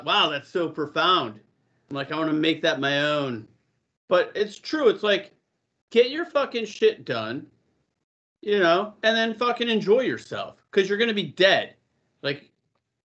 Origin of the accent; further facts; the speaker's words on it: California, United States; I had California plates, you know, on my vehicle. So I'm like, I'm from California.